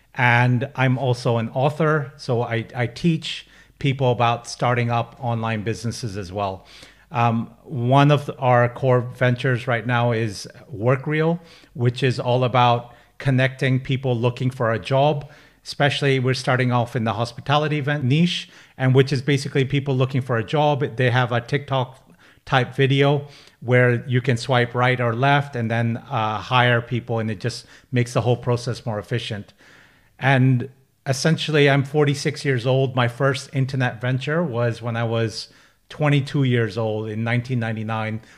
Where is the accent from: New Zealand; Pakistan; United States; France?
Pakistan; now in United Kingdom; I'm a British Pakistani. I'm a first generation immigrant to the U K.